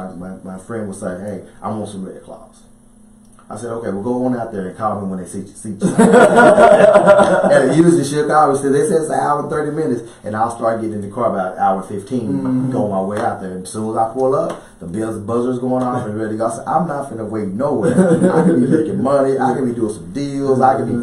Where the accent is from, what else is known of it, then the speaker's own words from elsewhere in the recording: Kentucky, United States; also born or lived in Dallas; I'm originally from Dallas, but I lived in Kentucky my formative years.